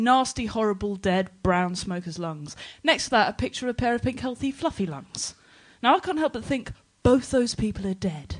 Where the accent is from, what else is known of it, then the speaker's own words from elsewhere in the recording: Oxford, South East England, United Kingdom; I'm from Oxford, a claret quaffling posh in Oxford